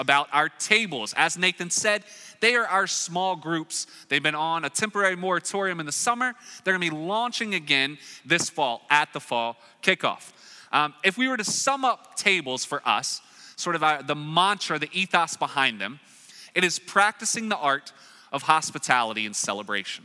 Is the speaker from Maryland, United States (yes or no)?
no; Raleigh, North Carolina, United States; moved away; I'm from Raleigh, North Carolina